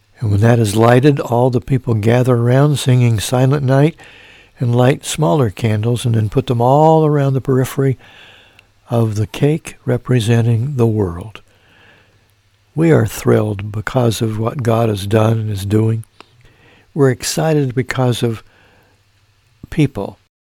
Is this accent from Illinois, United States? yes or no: yes; Mount Carmel, Illinois, United States; now in Evansville, United States; my hometown of Mount Carmel, Illinois